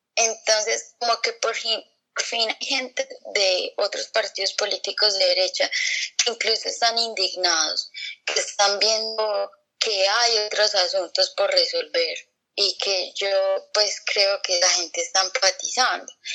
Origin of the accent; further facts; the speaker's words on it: Colombia; nuestra historia como, colombianos